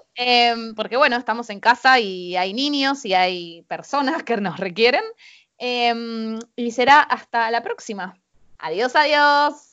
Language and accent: Spanish; Argentina; Nosotros, particularmente como los argentinos